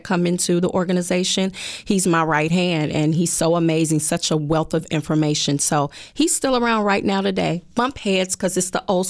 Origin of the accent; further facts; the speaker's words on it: Chicago, Illinois, United States; I am born and raised here in the city of Chicago. I am a true Chicago girl, okay?